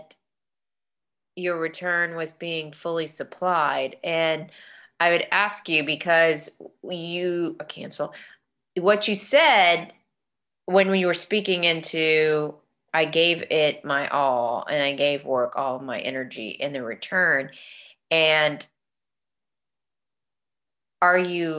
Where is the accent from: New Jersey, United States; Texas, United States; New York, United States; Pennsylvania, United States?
Texas, United States; we're from Texas